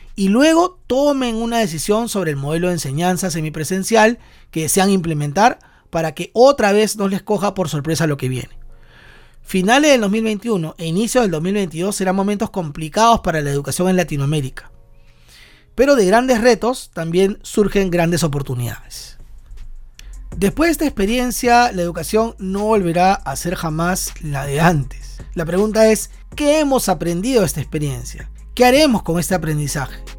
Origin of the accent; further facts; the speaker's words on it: Peru; also born or lived in Lima, Peru; desde Lima, Perú